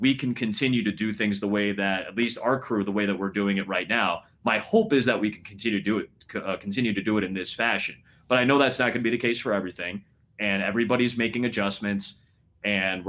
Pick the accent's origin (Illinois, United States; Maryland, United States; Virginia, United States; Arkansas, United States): Illinois, United States; Chicago; I get to be in my hometown. I wake up in my own bed.